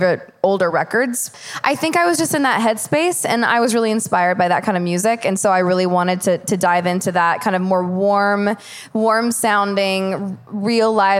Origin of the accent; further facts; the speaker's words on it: Knoxville, Tennessee, United States; I remember being in Knoxville as a kid